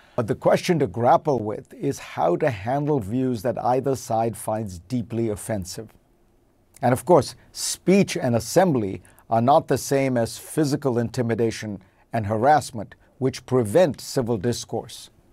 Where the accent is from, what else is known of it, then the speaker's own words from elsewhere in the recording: India; moved away as an adult; now in United States; Growing up in India